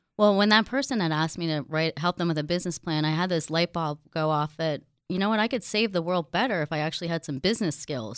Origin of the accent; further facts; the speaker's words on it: Jersey Shore, New Jersey, United States; now in San Diego, United States; born and raised on the Jersey Shore and very proud of it